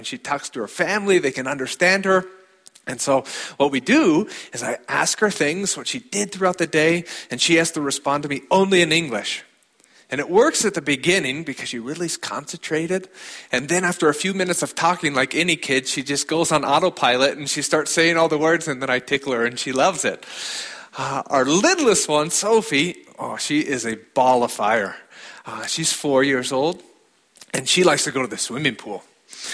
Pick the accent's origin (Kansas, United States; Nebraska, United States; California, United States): Nebraska, United States; Alliance; moved away as an adult; also born or lived in Chadron, Nebraska / Germany / Chile; now in Switzerland; I was born here in Chadron, Nebraska, grew up in Alliance, and for the past 12 years, I've lived overseas